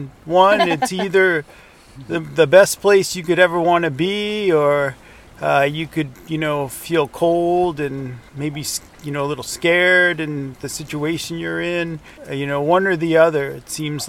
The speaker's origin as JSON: {"language": "English", "area": "Long Island", "region": "New York", "country": "United States", "moved": "yes", "lives_now": "Kaktovik, United States", "said": "I'm from Long Island, New York, pretty crowded place, and came out west"}